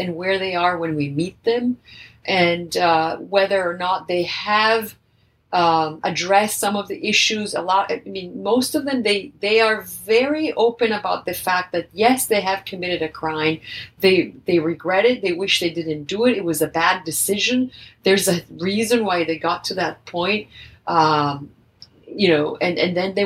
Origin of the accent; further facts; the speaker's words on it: Italy; now in United States; I'm originally from Italy